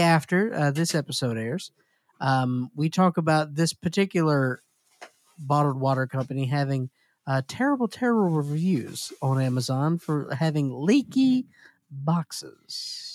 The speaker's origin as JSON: {"language": "English", "region": "Mississippi", "country": "United States", "said": "my home state of Mississippi"}